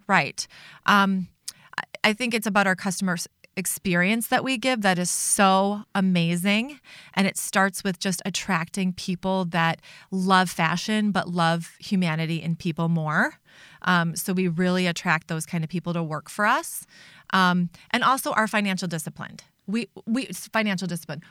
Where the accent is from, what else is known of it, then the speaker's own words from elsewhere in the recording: Chicago, Illinois, United States; moved away as an adult; now in Minnesota, United States; I was raised in Chicago